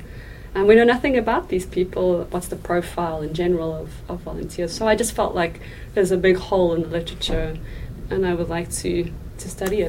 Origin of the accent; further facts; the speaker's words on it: Pretoria, Gauteng, South Africa; moved away as an adult; I'm from South Africa and I'm from Pretoria.